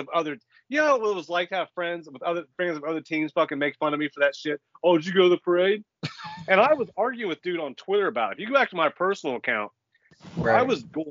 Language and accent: English; Eastern Ohio, United States; I grew up in Eastern Ohio.